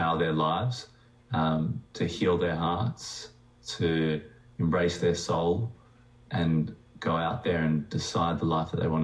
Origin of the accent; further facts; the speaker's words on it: Cronulla, New South Wales, Australia; also born or lived in Johannesburg, South Africa; I came to Australia when I was two.